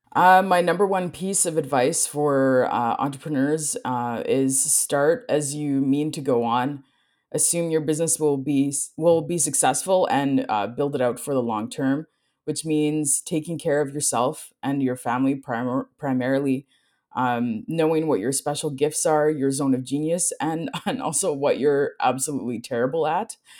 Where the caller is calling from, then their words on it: Winnipeg, Manitoba, Canada; I am calling in from Treaty One territory, also known as Winnipeg, Manitoba, Canada